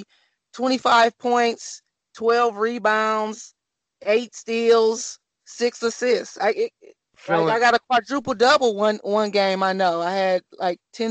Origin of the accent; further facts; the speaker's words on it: Flint, Michigan, United States; I'm just a kid from Flint, Michigan, born and raised